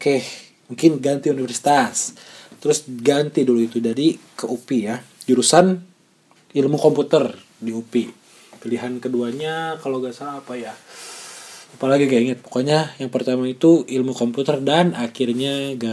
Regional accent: Majalengka, West Java, Indonesia; moved away as an adult; also born or lived in Bandung; saya lahir di sana di Majalengka dan besar di sana sampai SMA. Setelah SMA baru saya pergi ke Bandung untuk melanjutkan kuliah ya

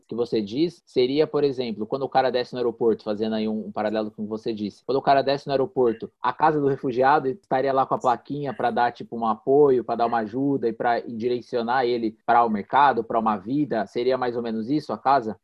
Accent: Mogi das Cruzes, São Paulo, Brazil; eu moro aqui, nascido aqui

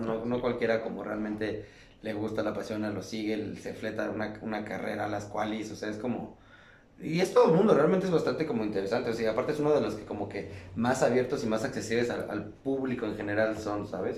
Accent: Mexico; nosotros mexicanos

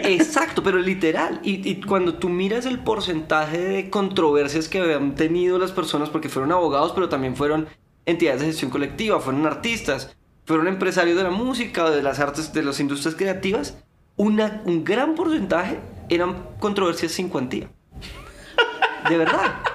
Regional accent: Colombia; somos abogados colombianos

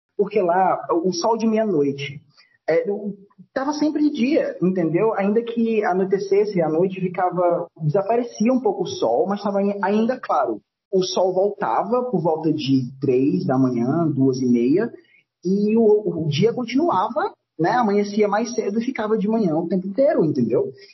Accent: Fortaleza, Ceará, Brazil; Fortaleza, minha cidade natal

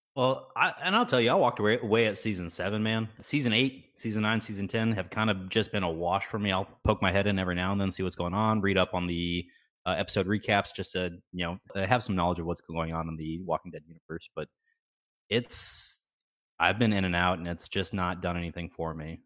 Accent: Texas, United States; I grew up in Texas, you know, going to the ranch every, every, every weekend.

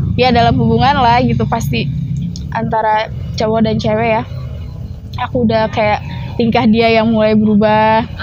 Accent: Subang, West Java, Indonesia; aku asli Subang

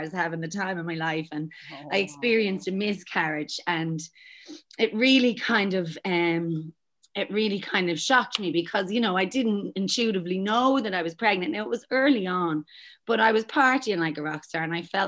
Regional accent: Dublin, Leinster, Ireland; moved away as an adult; now in Australia; I'm from Dublin, Ireland, but I've been over here for the last almost 15 years.

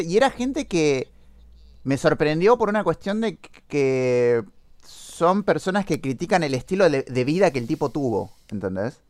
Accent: Argentina; somos argentinos

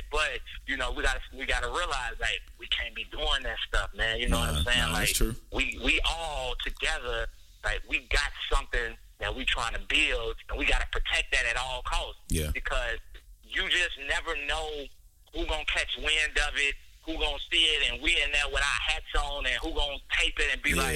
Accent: Chicago, Illinois, United States; we come from Chicago. You know, we we don't play that.

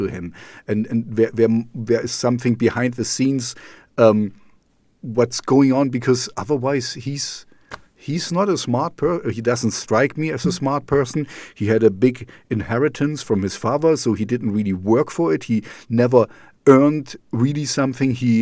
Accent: East Germany, Germany; English is a second language; also born or lived in Amsterdam / Canada; now in Jena, Germany; I grew up in East Germany, I grew up in the Russian zone

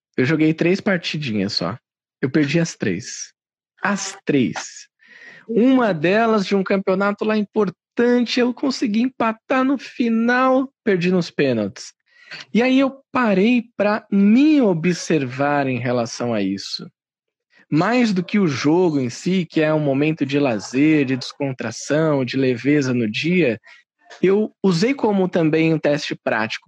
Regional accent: São Paulo, Brazil; eu sou de São Paulo, eu tenho 31 anos

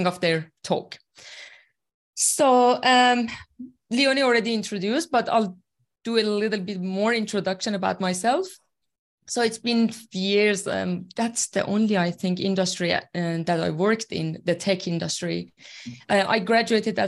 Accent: Iran; first language Persian; English is a second language; moved away as an adult; now in Australia; I'm originally from Iran, and I've been in Australia for 8 years now. And my second language, obviously, is English. My first language is Farsi

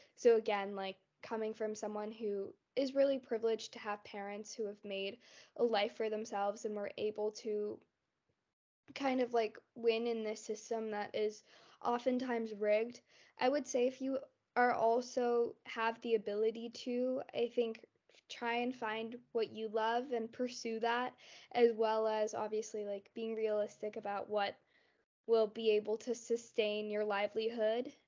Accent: North Carolina, United States; also born or lived in Morrisville, North Carolina / Cary, North Carolina; I was born in North Carolina

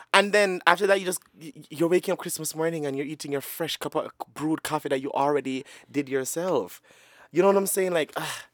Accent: Sanguinetti, Jamaica; moved away; I grew up in Sanguinetti, and we're pretty much all related

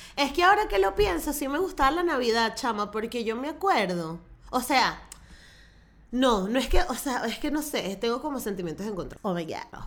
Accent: Venezuela; soy venezolana

